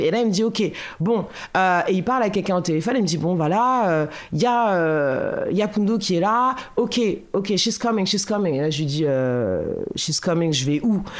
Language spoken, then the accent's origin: French; Boulogne, France; je suis née à Boulogne, euh, et donc j'ai grandi à Boulogne